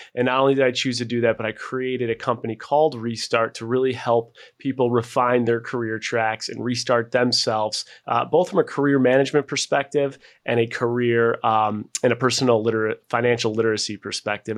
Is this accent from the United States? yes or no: yes; Buffalo, New York, United States; moved away; also born or lived in Seattle; I was born and raised in Buffalo, New York